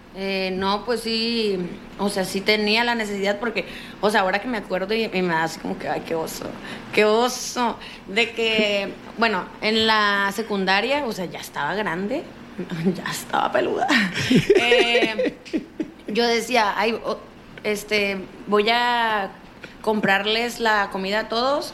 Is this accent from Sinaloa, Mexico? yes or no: yes; Culiacán, Sinaloa, Mexico; sinaloense de Culiacán